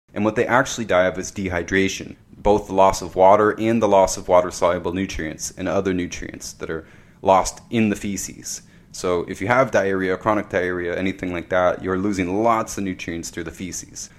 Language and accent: English; Canada; my wife lives in America, I'm Canadian